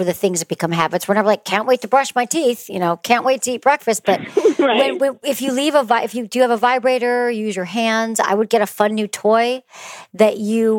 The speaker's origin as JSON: {"language": "English", "region": "Michigan", "country": "United States", "said": "I'm from Michigan."}